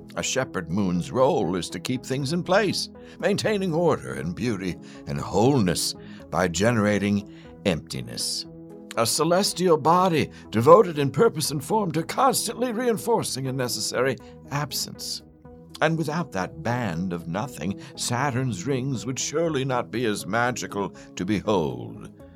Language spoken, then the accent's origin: English; Pennsylvania, United States; I grew up in Pennsylvania too